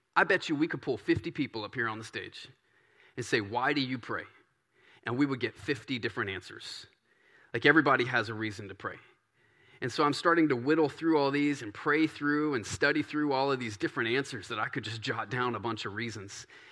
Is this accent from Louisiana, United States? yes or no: yes; Baton Rouge, Louisiana, United States; moved away; I grew up in Baton Rouge. and in this Cajun country